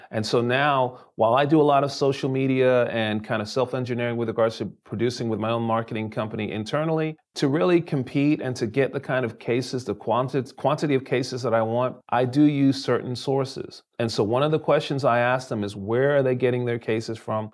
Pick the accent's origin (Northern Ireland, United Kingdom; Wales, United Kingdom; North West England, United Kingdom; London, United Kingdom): London, United Kingdom; now in United States; I was born in London, England